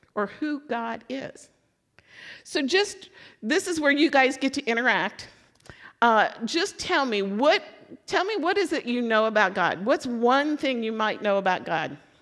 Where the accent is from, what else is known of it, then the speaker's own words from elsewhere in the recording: Louisville, Kentucky, United States; so I'm from Louisville